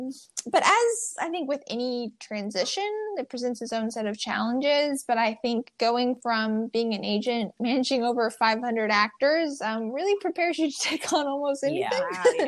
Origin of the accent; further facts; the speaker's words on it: Midwest, United States; I would say I'm a Midwesterner. Who's been describing one of six kids who all grew up homeschooled on a farm.